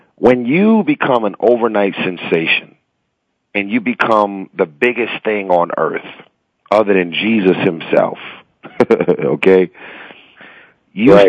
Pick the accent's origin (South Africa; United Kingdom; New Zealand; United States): United States; Los Angeles, California; I was born and raised in South Central